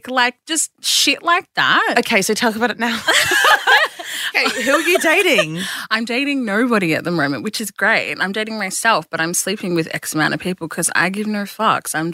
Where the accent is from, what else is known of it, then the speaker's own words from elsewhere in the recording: Geelong, Victoria, Australia; from Geelong who does